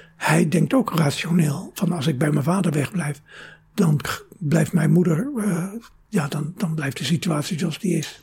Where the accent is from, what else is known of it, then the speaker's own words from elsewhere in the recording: Rotterdam, South Holland, Netherlands; moved away as an adult; also born or lived in Venlo; now in Amsterdam, Netherlands; Ik eh, ben geboren in Venlo, mhm. maar ik ben opgegroeid in Rotterdam.